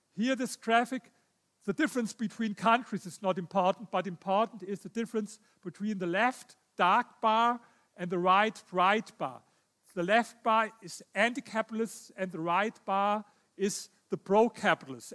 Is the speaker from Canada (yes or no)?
no; Germany; I come from Germany.